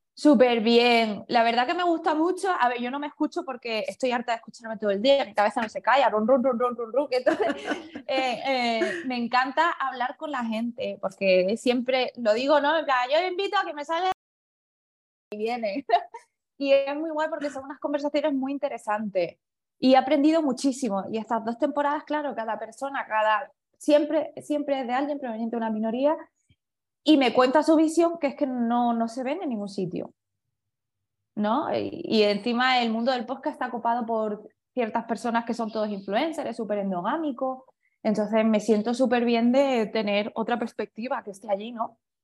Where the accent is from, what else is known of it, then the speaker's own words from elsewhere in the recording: Spain; me defino como española, pero no mucho, soy de ascendencia china